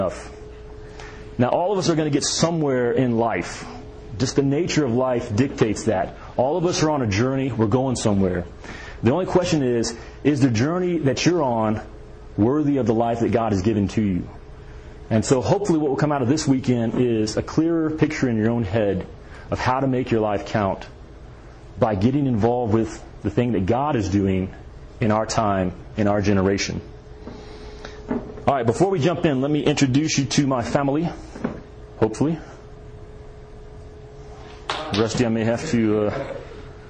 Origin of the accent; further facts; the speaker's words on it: Kentucky, United States; I'm from Kentucky